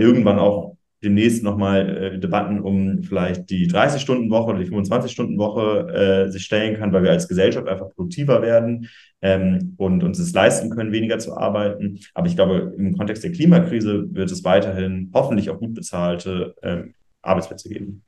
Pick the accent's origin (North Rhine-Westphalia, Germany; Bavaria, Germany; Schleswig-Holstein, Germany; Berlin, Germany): Schleswig-Holstein, Germany; ich komme aus Schleswig-Holstein